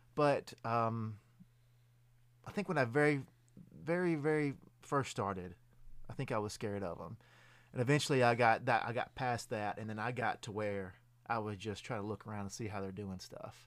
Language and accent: English; Lewisburg, Tennessee, United States; I'm originally from Lewisburg, Tennessee.